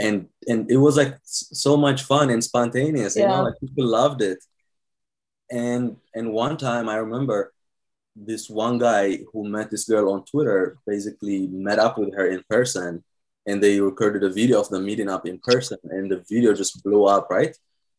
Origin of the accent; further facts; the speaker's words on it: Ohio, United States; now in New York, United States; Hey, I got a house here, so it's like, it's more chill. It reminds me of my home state, Ohio.